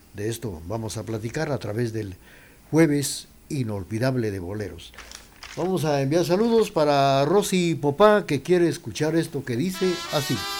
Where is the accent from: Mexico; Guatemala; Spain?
Guatemala